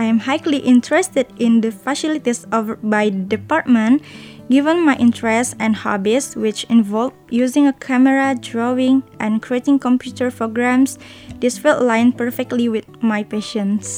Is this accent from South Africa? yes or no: no; Bengkulu, Indonesia; moved away as an adult; now in Taiwan; I was born in a village in Bengkulu